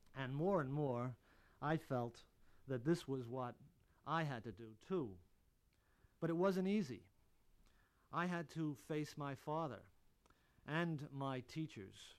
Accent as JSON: {"language": "English", "region": "New Jersey", "country": "United States", "tie": "born or raised there", "said": "the part of New Jersey where I lived"}